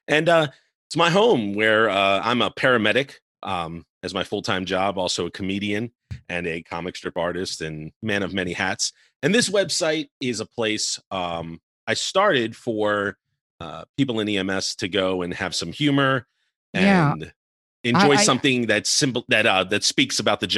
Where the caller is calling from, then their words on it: Charleston, South Carolina, United States; I am joining you from Charleston, South Carolina.